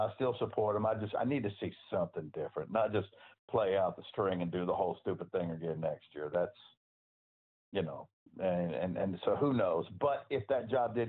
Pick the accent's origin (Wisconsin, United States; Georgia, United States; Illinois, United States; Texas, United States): Texas, United States; Houston; moved away; also born or lived in Memphis; I was born and raised in Southeast Texas in Houston, in football Mecca.